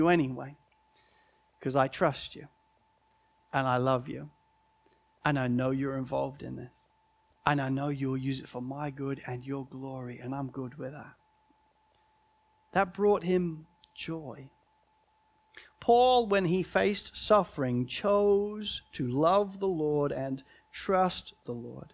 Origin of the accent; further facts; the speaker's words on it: United Kingdom; as a British person